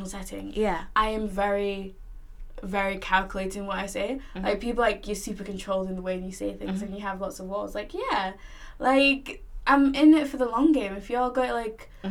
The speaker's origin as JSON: {"language": "English", "area": "the North", "region": "the north of England", "country": "United Kingdom", "tie": "born or raised there", "said": "I was raised in the North"}